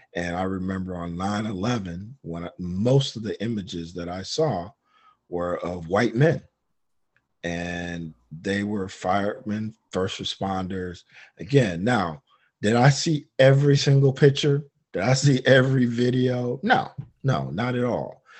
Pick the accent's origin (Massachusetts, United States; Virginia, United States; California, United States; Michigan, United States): Michigan, United States; Detroit; moved away; I'm from Detroit